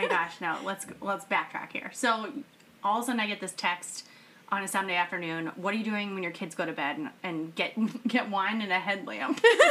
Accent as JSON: {"language": "English", "region": "New England", "country": "United States", "said": "I'm from New England. I'm a total feminist. I'm a mom of two."}